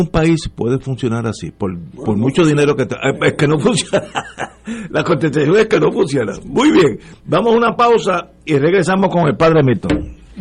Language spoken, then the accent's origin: Spanish; Puerto Rico; moved away; also born or lived in Brooklyn, New York; como puertorriqueño